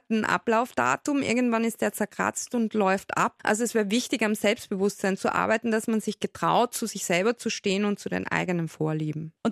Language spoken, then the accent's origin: German; Styria, Austria; Also ich bin auch aus der Steiermark